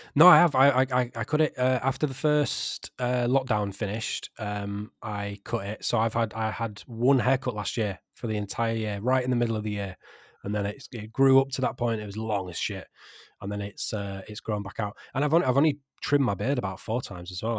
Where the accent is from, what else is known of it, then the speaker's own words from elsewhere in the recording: Yorkshire and the Humber, United Kingdom; I'm a Yorkshireman